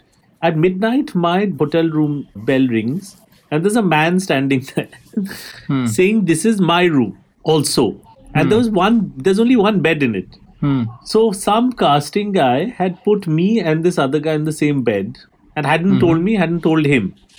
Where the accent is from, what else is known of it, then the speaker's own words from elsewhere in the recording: India; you know, as an Indian person, you do certain things, like do a little jet setting, etc.